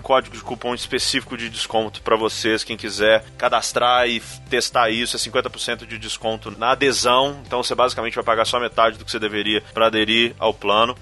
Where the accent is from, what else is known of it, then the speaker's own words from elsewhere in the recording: Belo Horizonte, Minas Gerais, Brazil; aqui na minha terra natal